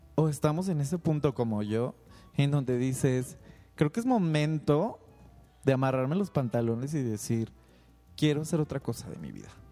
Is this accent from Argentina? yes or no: no; Guadalajara, Jalisco, Mexico; soy originario de Guadalajara